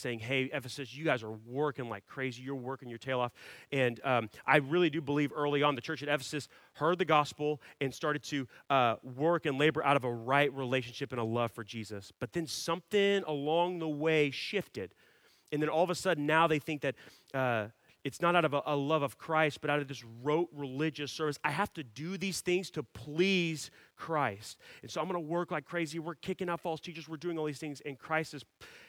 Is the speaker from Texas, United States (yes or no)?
yes; Dallas, Texas, United States; I grew up in Dallas, and my main sport was hockey.